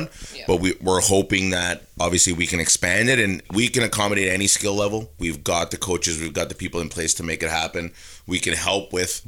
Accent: Sault Ste. Marie, Ontario, Canada; moved away as an adult; now in Squamish, Canada; growing up in Sault Ste. Marie

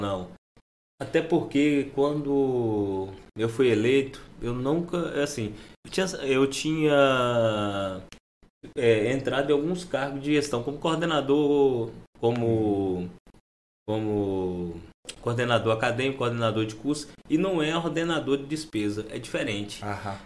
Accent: Montes Claros, Minas Gerais, Brazil; moved away as an adult; also born or lived in Viçosa / Netherlands; now in Gurupi, Brazil; eu sou mineiro lá de, do norte de Minas Gerais

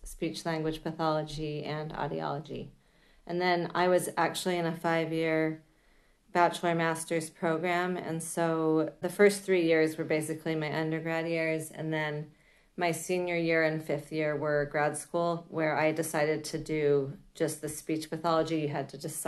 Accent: Salt Lake City, Utah, United States; moved away as an adult; also born or lived in Walnut Creek, California; We moved when I was 5 to Utah, Salt Lake City, when my dad was transferred there by his firm. And then I did my schooling there. So I was there till I was 18

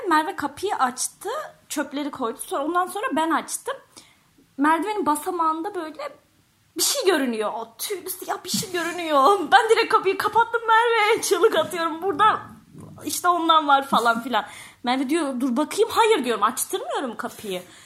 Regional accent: Kayseri Province, Turkey; Ben Kayseri'de büyüdüm

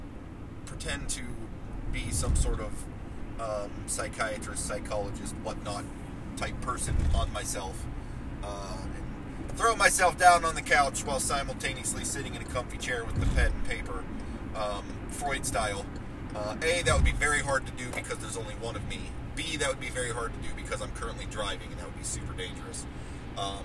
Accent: United States; As an American male

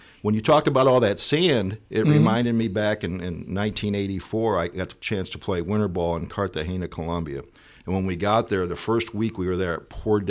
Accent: East Alton, Illinois, United States; I was born and raised in East Alton, Illinois, born in Wood River Township Hospital. So I've lived here my whole life and stayed.

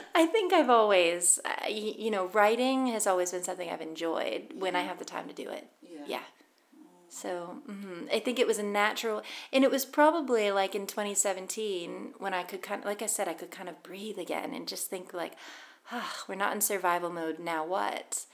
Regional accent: Boston, Massachusetts, United States; moved away as an adult; now in Scotland, United Kingdom; I've lived in Scotland 13 years, but I'm American. I'm from Boston and um, growing up, we would go to baseball games

